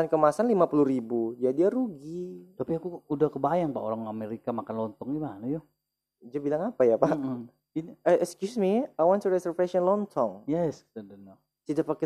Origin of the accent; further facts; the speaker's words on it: Jambi, Indonesia; Pak, saya orang Jambi, Pak. Di Jambi bilangnya juga gori.